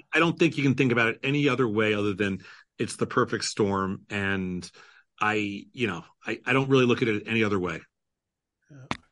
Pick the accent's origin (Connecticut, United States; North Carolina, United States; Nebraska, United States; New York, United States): New York, United States; now in Chicago, United States; I come from New York. I grew up as a Mets fan.